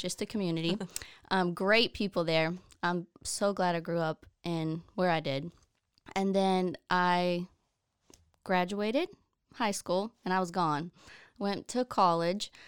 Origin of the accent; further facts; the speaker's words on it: Oklahoma, United States; moved away as an adult; now in Waco, United States; We ended up moving back to Oklahoma at my hometown, and I had never lived in my hometown, as an adult